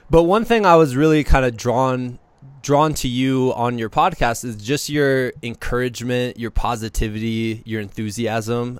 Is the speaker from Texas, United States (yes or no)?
no; Muscatine, Iowa, United States; moved away as an adult; now in Colorado, United States; I'm from Muscatine